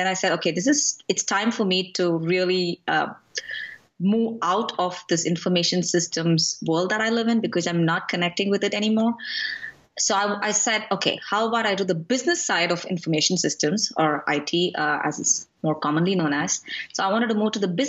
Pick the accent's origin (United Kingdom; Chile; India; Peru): India; moved away as an adult; now in Atlanta, United States; So I grew up in India.